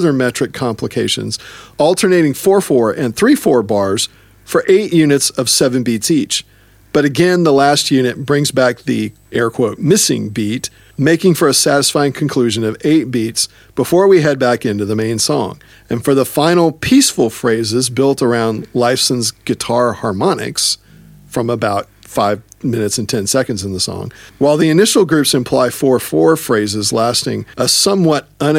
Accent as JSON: {"language": "English", "region": "Texas", "country": "United States", "said": "I'm from Texas"}